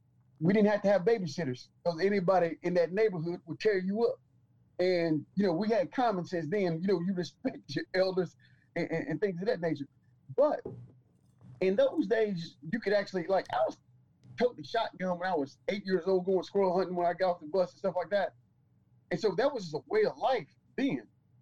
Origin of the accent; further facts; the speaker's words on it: Detroit, Michigan, United States; Being, you know, from the North, man, I'm from Detroit.